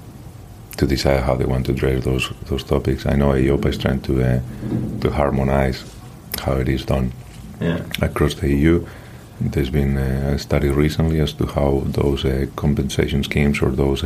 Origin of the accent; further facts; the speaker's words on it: Madrid, Community of Madrid, Spain; moved away; I grew up in Madrid.